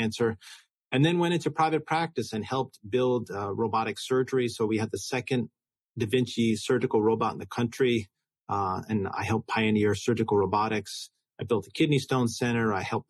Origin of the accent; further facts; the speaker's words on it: New York, United States; So I grew up in New York. I went to Brown University.